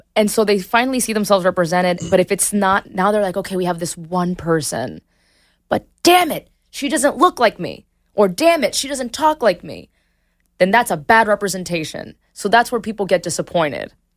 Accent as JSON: {"language": "English", "town": "Miami", "region": "Florida", "country": "United States", "tie": "born or raised there", "moved": "as an adult", "said": "I moved from Miami to the West Coast"}